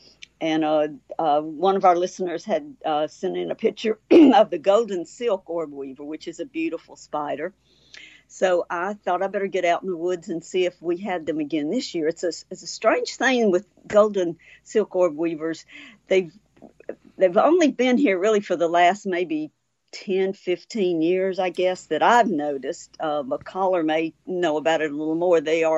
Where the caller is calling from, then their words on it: Bolton, Mississippi, United States; Okay, I'm back home. So I'm in Bolton, Mississippi, and glad to be here.